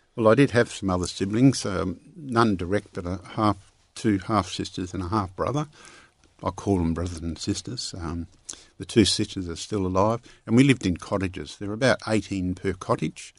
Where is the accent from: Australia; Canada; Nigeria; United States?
Australia; Parkerville, Western Australia; the way I grew up in Parkaville